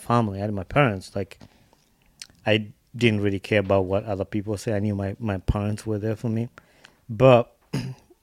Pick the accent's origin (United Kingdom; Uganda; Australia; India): Uganda; now in United States; I grew up watching that in Uganda.